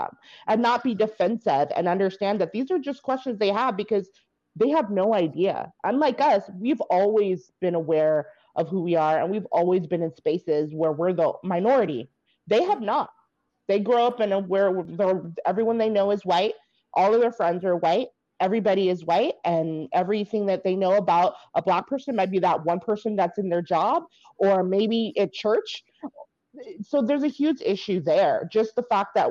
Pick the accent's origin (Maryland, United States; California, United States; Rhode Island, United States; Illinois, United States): California, United States; Bay Area; I come from Bay Area, which is highly diverse. Like, I had groups of friends of all races of people